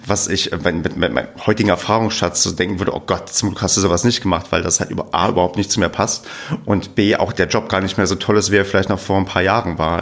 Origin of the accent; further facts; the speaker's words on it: East Germany, Germany; Ich bin ähm, im Osten groß geworden, wie man so schon sagt. Also ich bin in der, auch noch in der ehemaligen DDR geboren